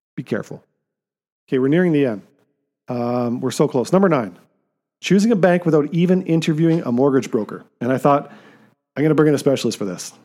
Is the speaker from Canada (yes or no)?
yes; Canada; as Canadian citizens